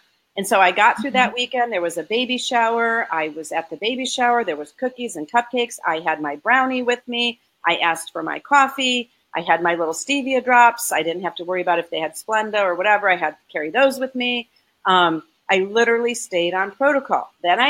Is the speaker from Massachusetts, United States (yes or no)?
no; Florida, United States; because it's the winter and we're from Florida and we don't like cold weather.